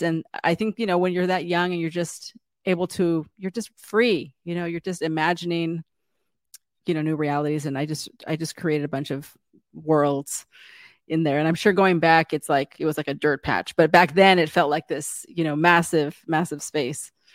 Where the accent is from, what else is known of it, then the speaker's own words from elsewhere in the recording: San Diego, California, United States; I grew up in San Diego, California, so about ten minutes from the border